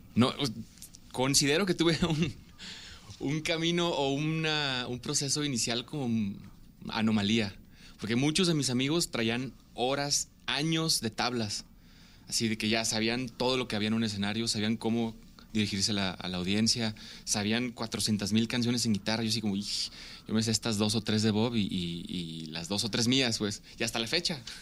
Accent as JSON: {"language": "Spanish", "town": "Ciudad Obregón", "region": "Sonora", "country": "Mexico", "tie": "born or raised there", "moved": "yes", "lives_now": "Guadalajara, Mexico", "said": "nací en Ciudad Obregón, Sonora"}